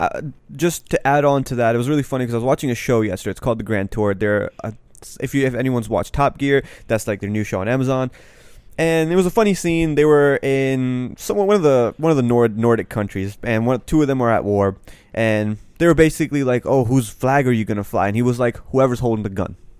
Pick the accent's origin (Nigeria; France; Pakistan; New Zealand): Pakistan; now in United States; I'm Pakistani